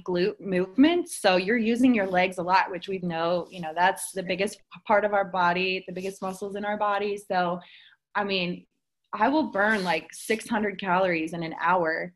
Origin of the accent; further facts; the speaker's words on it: Cincinnati, Ohio, United States; also born or lived in Dayton, Ohio; I'm originally from Cincinnati, Ohio.